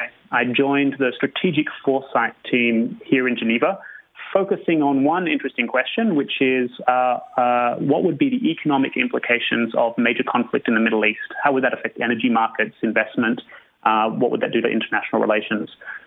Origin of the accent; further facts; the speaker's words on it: Sydney, New South Wales, Australia; My personal journey was I grew up in Australia, I really wanted to be a photographer.